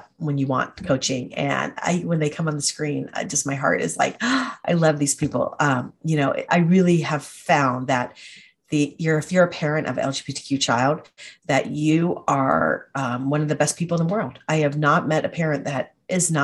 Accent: Atlanta, Georgia, United States; moved away; I grew up in Atlanta and we moved back after we both graduated

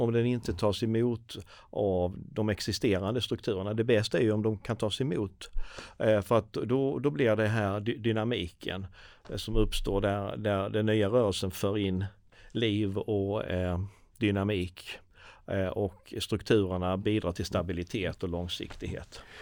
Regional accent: Sweden; vi som svenskar

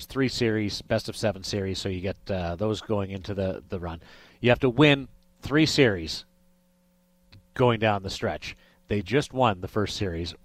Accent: Canada; now in Las Vegas, United States; I come from Canada, and we say your name differently out west than we do out east

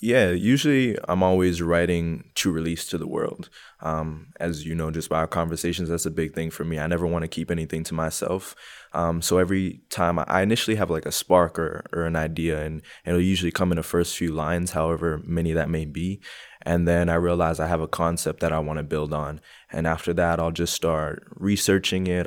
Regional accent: Montreal, Quebec, Canada; moved away as an adult; now in Calgary, Canada; I was born and raised in Montreal, Quebec. Um, moved to Calgary around six years ago

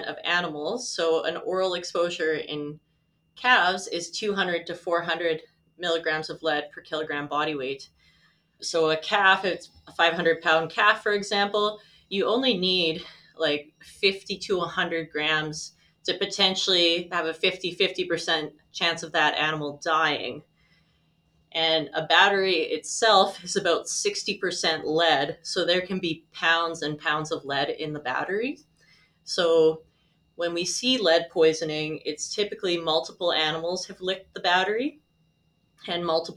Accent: Saskatoon, Saskatchewan, Canada; also born or lived in Regina; I am a lifelong Saskatchewan resident. I was born in Regina, but grew up in Saskatoon.

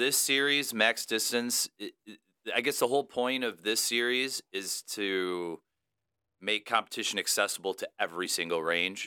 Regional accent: Romeo, Michigan, United States; also born or lived in Royal Oak, Michigan / Madison Heights, Michigan; I'm, uh, originally born and raised in Michigan, so I grew up in the Romeo slash Washington

